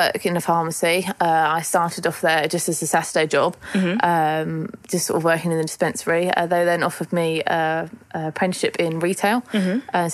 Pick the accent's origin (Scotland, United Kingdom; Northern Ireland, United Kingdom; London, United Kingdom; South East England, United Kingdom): South East England, United Kingdom; Kent; I'm 20, I'm from Kent, and I work in a pharmacy.